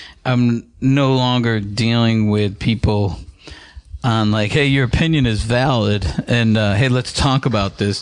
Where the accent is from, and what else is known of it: Syracuse, New York, United States; born or raised there; moved away